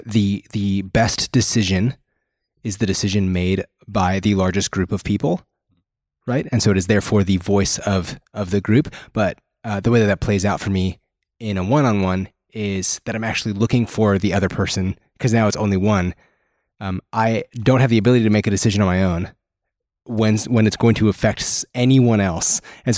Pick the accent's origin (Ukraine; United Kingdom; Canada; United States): Canada; I am from the Great White North nation of Canada.